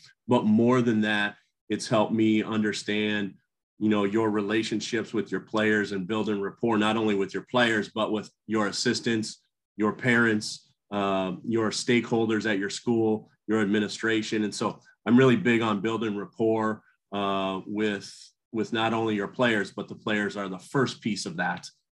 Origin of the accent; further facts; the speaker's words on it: Cedar Falls, Iowa, United States; I grew up in Iowa. I played for a Hall of Fame high school coach, Jerry Slykus, at Cedar Falls High School in Iowa.